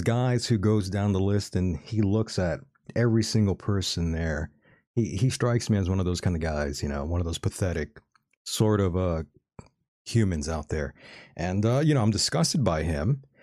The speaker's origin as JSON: {"language": "English", "area": "Calexico / Mexicali / El Centro area", "region": "California", "country": "United States", "tie": "born or raised there", "said": "my hometown and the surrounding cities where I am"}